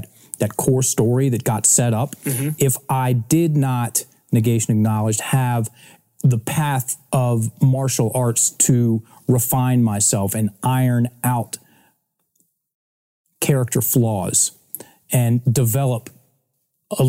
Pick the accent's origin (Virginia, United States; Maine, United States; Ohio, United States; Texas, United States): Virginia, United States; Richmond; I was born and raised in Richmond, Virginia